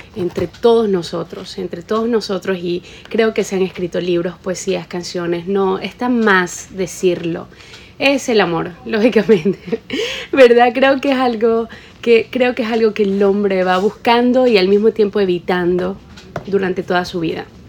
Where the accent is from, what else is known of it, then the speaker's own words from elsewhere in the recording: Ecuador; yo soy de Ecuador, la mitad del mundo